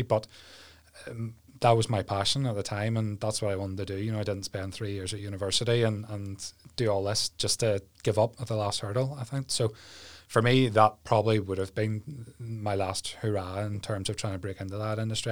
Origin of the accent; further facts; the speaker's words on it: Ballyclare, Northern Ireland, United Kingdom; now in Mallusk, United Kingdom; I grew up in Ballyclare with mum, dad, older brother